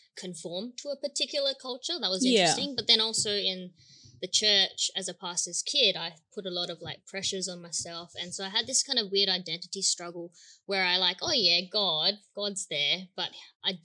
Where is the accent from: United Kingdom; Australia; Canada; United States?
Australia; I'm Indonesian, but I was born in Australia. Born and raised here. Probably can tell from my accent